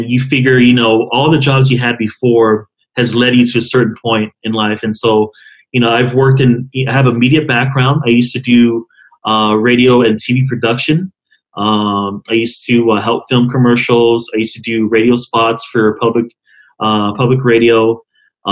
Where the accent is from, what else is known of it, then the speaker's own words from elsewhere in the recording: Yuma, Arizona, United States; I was born and raised in Yuma.